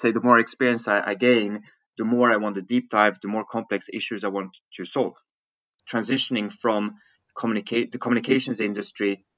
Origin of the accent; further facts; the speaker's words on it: Stockholm, Stockholm County, Sweden; also born or lived in Switzerland; originally I'm from Switzerland, hence my kind of French-German name. But I grew up in Stockholm. I lived most of my life in Sweden.